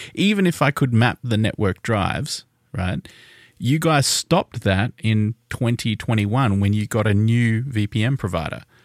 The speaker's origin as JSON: {"language": "English", "region": "Tasmania", "country": "Australia", "said": "we are Australian, if you didn't know. We're from Tasmania."}